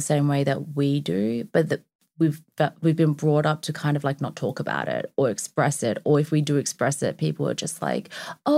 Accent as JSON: {"language": "English", "country": "Australia", "moved": "yes", "said": "I'm also Australian"}